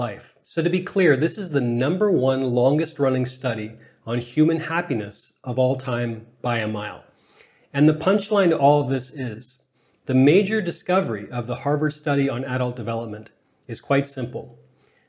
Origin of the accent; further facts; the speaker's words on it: Canada; I'm Canadian